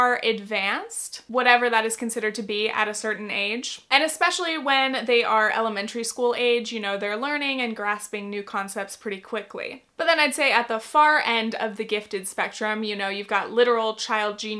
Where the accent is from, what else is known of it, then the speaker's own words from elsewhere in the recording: California, United States; I grew up in California